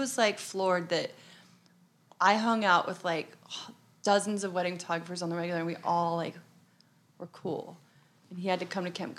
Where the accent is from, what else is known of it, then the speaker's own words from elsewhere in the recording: Arizona, United States; moved away as an adult; now in New York, United States; No, we're from Arizona.